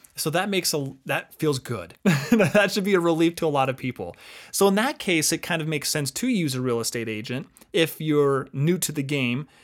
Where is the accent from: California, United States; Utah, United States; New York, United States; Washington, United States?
Utah, United States; also born or lived in Arizona; I grew up here in Utah